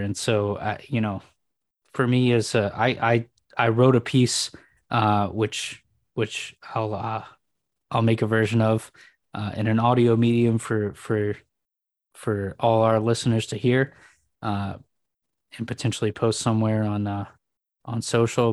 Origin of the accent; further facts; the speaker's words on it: San Francisco, California, United States; I grew up in San Francisco